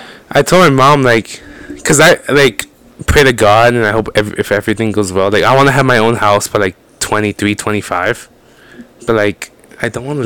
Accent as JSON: {"language": "English", "town": "Oceanside", "region": "California", "country": "United States", "tie": "born or raised there", "also_born_or_lived": "Mexico", "said": "I've lived in Oceanside, and then I moved to this house, I think they're around 6th or 7th grade."}